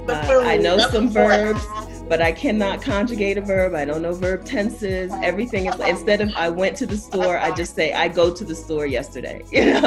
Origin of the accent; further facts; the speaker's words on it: Delaware, United States; moved away as an adult; now in Mexico; I'm from Delaware